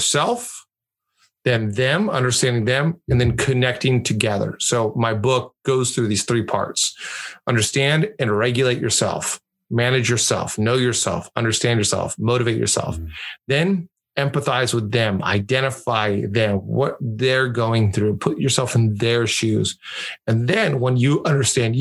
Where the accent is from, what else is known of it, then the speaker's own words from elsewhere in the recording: Mexico; my best friend growing up in Mexico was this guy named Ricardo